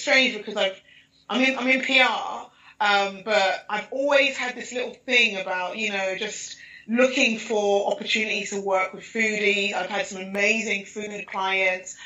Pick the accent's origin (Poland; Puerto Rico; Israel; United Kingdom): United Kingdom; London; in East London, Hackney, uh, Nigerian parentage